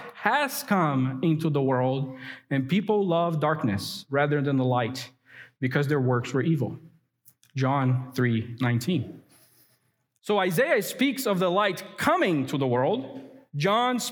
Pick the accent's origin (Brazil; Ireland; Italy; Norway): Brazil; now in United States; My earthly heritage may be Brazilian.